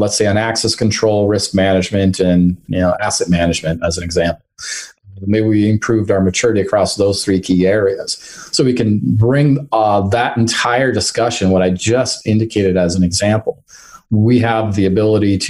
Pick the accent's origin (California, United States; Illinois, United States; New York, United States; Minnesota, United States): Minnesota, United States; I'm from Minnesota, and we have 15 Fortune 500 companies here locally.